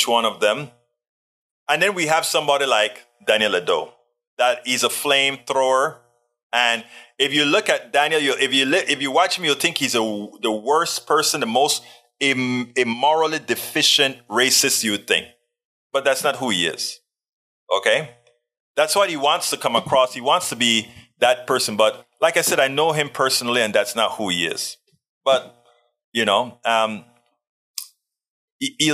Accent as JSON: {"language": "English", "country": "Panama", "tie": "born or raised there", "said": "I was born in Panama"}